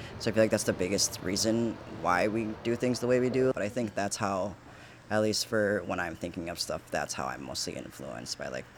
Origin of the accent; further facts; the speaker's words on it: Milwaukee, Wisconsin, United States; I'm from here